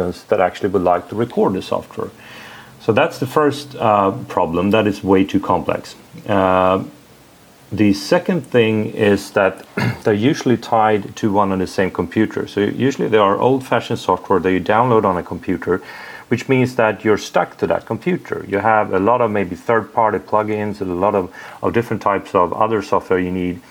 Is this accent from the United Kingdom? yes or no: no; Sweden; English is a second language; I'm from Sweden